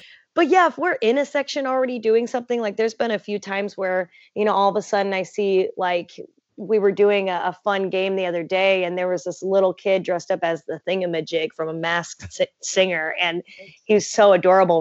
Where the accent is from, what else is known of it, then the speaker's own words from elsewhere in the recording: south of Chicago, a small town in Illinois, United States; moved away as an adult; also born or lived in Indiana; my hometown is a small town in Illinois, south of Chicago. And so I grew up watching Chicago sports